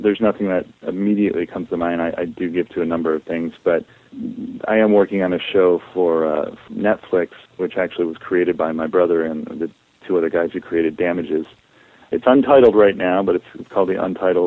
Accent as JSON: {"language": "English", "region": "Northeast", "country": "United States", "tie": "born or raised there", "said": "I grew up in the Northeast"}